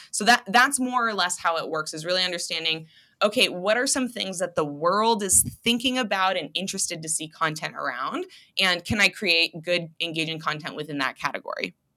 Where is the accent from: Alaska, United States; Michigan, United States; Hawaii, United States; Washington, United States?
Washington, United States; Seattle; moved away as an adult; also born or lived in Providence, Rhode Island / Los Angeles, California; now in Spokane, United States; spent most of my life growing up in Seattle